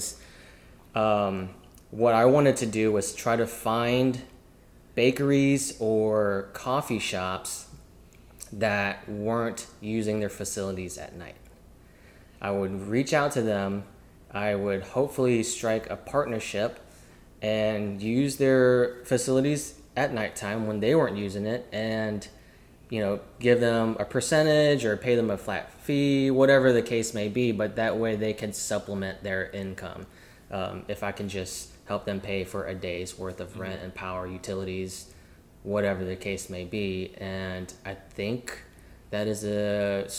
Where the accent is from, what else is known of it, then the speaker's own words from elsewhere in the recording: New Orleans, Louisiana, United States; also born or lived in Mississippi / Alabama / Georgia; now in Dallas, United States; I was born in New Orleans, Louisiana